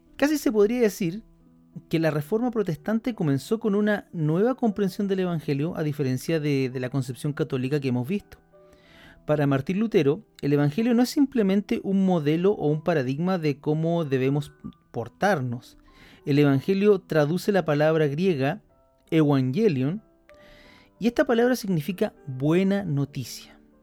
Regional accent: Chile; aquí en Chile, donde, de donde yo soy

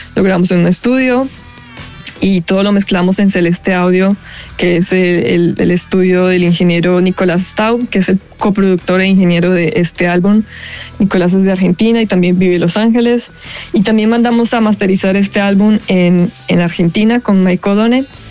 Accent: Medellín, Antioquia, Colombia; yo soy de Medellín, Colombia

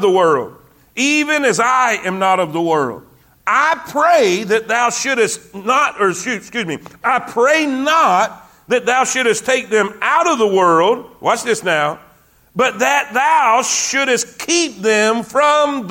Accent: South Florida, United States; I grew up in South Florida. I'm an ocean guy myself

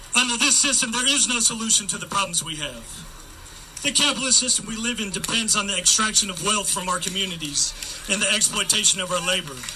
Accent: Oakland, California, United States; I grew up here in Oakland and actually graduated from Tech back in 04

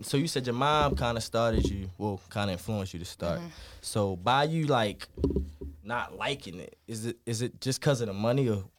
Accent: Baltimore, Maryland, United States; me growing up in Baltimore

